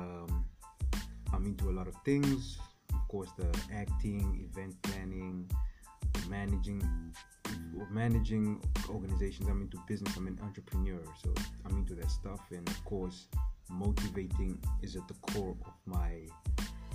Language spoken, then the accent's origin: English; Namibia; I grew up in Namibia, right? I grew up there. That's where I learned how to speak and everything.